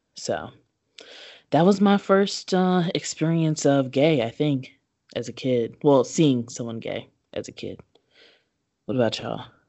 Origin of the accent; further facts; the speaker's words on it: Kentucky, United States; As a child, I grew up in Kentucky.